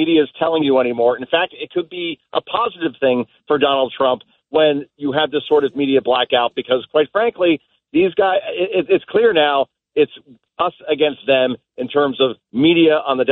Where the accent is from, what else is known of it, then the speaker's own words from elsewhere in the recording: New Jersey, United States; when I grew up in New Jersey